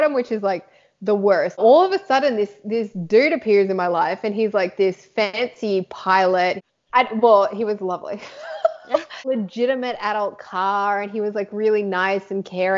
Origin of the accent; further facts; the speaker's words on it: Sydney, New South Wales, Australia; I'm in like a little country town out of just outside of Sydney. So I grew up in Sydney